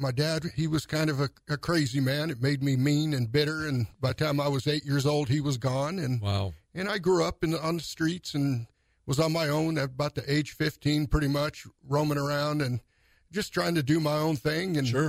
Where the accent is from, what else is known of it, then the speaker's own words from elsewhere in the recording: San Jose, California, United States; growing up in East San Jose